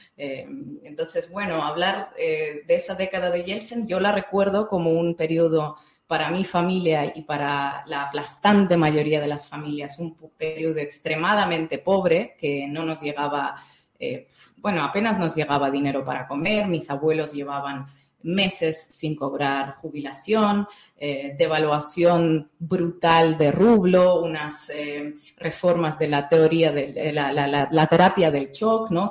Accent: North Caucasus, Russia; Spanish is a second language; moved away; also born or lived in Dagestan; yo nací en Dagestán, pero cuando tenía seis años nos hemos mudado a otra región que estaba a 400, 400 kilómetros más allá de Dagestán, pero seguía en el sur de Rusia, en Cáucaso ruso

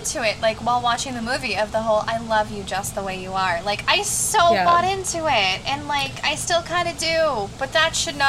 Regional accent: England, United Kingdom; I'm British. Yes, I'm yes, my parents are Japanese, but I'm from England.

